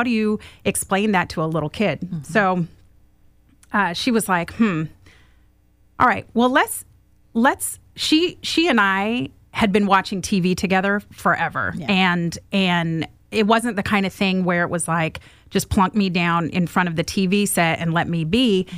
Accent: Oregon, United States; born there; So I was born in Central Oregon, and a tiny little town.

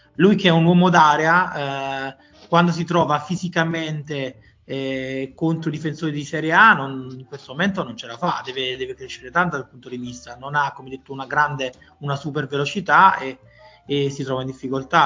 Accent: Gragnano, Campania, Italy; veramente attaccato al mio paese di, di origine, Gragnano

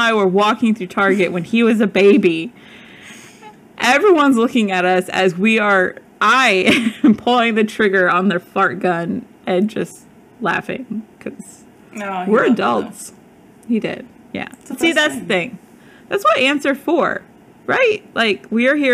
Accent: Midwest, United States; now in Arizona, United States; I grew up in the Midwest

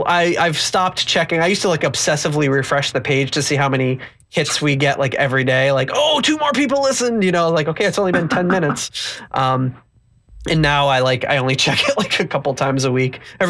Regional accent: Rhode Island, United States; growing up in Rhode Island

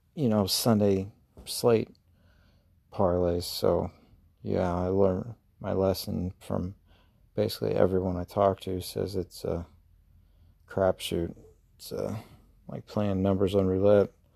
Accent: United States; accent: Southern, Midwest; My, uh, my Southern accent probably came, well, whatever, Midwest, Southern.

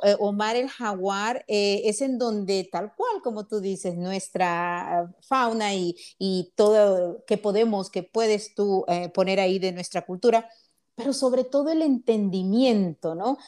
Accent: Honduras; moved away as an adult; now in United States; soy de Honduras

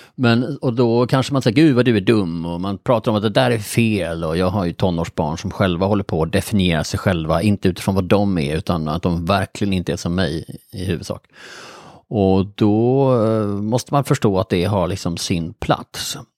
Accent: Bjäre Peninsula, Skåne, Sweden; jag är då uppvuxen på Bjärhalvön

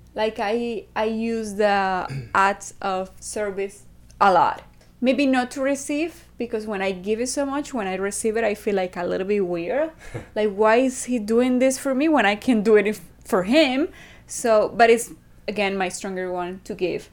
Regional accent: Venezuela; from Venezuela.

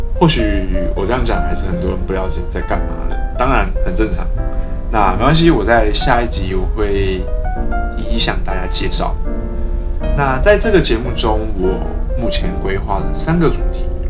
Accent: Taiwan; 因为我们身处在海岛型国家

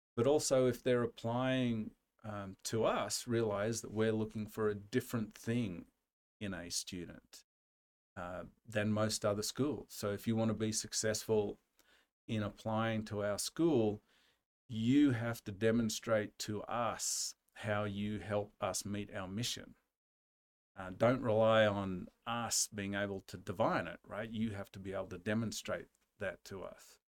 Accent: Australia; now in United States; we, Australians who live abroad

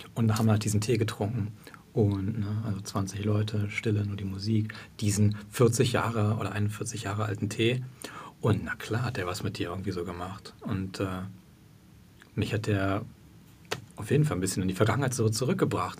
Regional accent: Berlin, Germany; ich bin ein Berliner

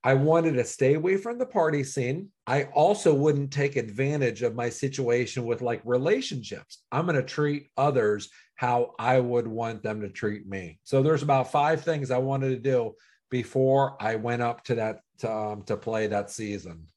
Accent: Cincinnati, Ohio, United States; also born or lived in Pittsburgh; I was born in Pittsburgh. I was raised in Cincinnati

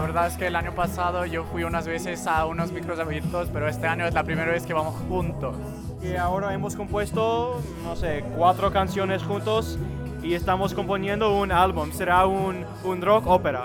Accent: Miami, Florida, United States; Miami, que es mi ciudad

